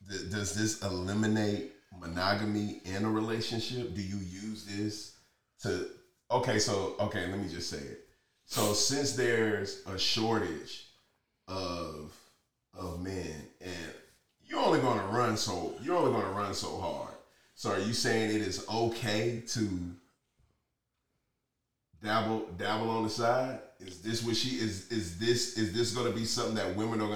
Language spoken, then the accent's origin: English; United States; we as American people